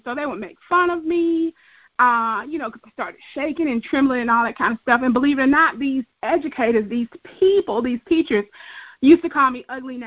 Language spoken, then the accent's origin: English; Atlanta, Georgia, United States; I'm born and raised in Atlanta, Georgia. I am a Grady baby